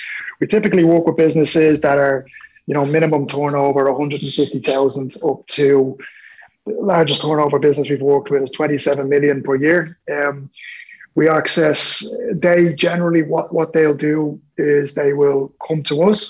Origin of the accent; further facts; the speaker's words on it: Dublin, Leinster, Ireland; I'm originally from Dublin 12